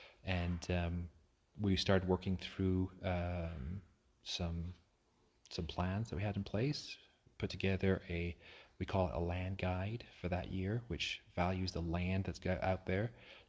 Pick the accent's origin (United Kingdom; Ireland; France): United Kingdom; Aberdeen, Scotland; Yeah, I grew up in Aberdeen, Scotland. And so I'm been there my whole life.